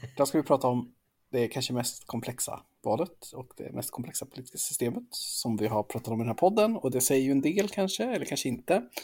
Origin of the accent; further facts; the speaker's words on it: Sweden; som svensk